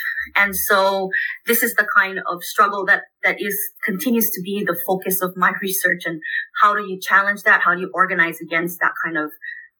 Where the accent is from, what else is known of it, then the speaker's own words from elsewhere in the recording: Maui, Hawaii, United States; So I'm originally from Hawaii. I was born and raised on the island of Maui. My family is from the Philippines. I'm third generation born in Hawaii, however.